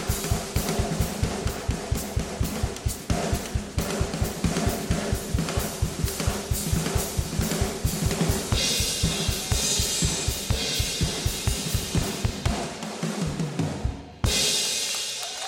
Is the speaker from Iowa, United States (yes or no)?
no; Greencastle, Indiana, United States; My high school band would march down the street in my hometown of Greencastle, Indiana